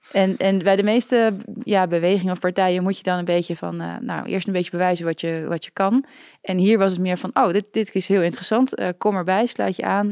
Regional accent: Netherlands; als een Nederlander

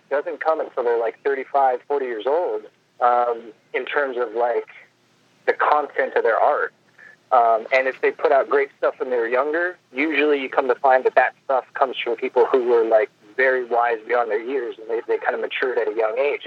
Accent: Los Angeles, California, United States; I grew up in Los Angeles

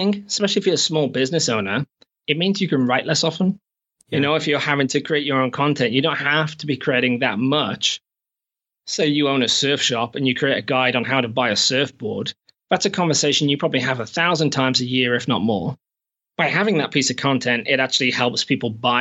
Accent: England, United Kingdom; moved away as an adult; also born or lived in Shropshire / United States / Canada; now in New Zealand; I'm actually from England, but I've not been back in 8 or 9 years

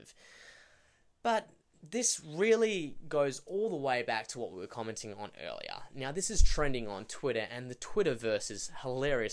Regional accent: Australia; being an Australian

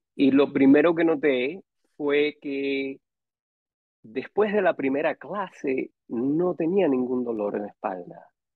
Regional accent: Miami, Florida, United States; also born or lived in Matanzas, Cuba / San José, Costa Rica; en el 82 ya llegué a, Miami y ahí viví

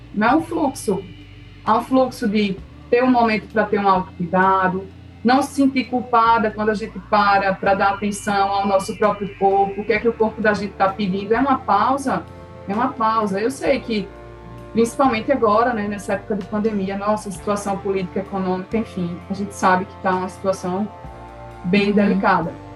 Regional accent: Recife, Pernambuco, Brazil; eu nasci aqui em Recife, né? E me formei em direito graduei em direito, comecei a advogar

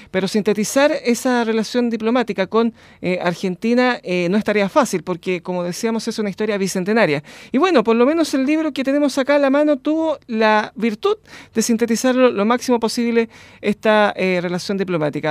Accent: Chile

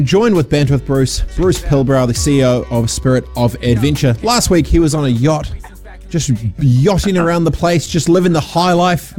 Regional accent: Dargaville, Northland, New Zealand; also born or lived in Fiji / Christchurch; growing up on a farm in Dargaville, no one asks you, no one cares. Growing up in Fiji, no one asks you, no one cares. Growing up in Aranui Christchurch, no one cares.

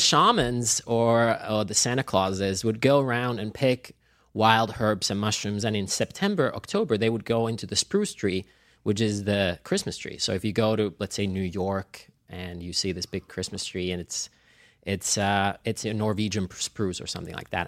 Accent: Finland; now in Los Angeles, United States; I grew up in Finland, so I had all of the seasons

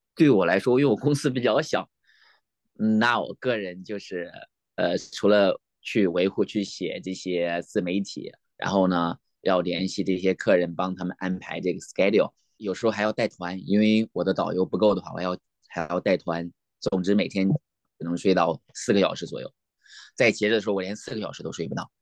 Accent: Nanyang, Henan, China; moved away as an adult; now in Alaska, United States; 我老家是河南南阳

